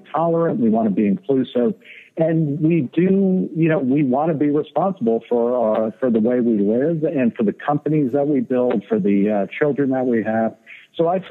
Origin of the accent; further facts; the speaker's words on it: Middletown, New Jersey, United States; also born or lived in Brooklyn, New York; I was born in Brooklyn, New York in 1963, and I was raised in Middletown, New Jersey.